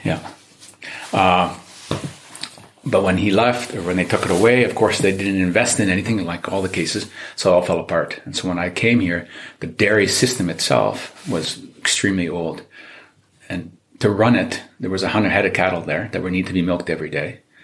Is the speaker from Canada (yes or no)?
yes; Canada; moved away as an adult; now in Czech Republic; I am Canadian, um, half Czech, but spending most of my life, the first part of my life in Canada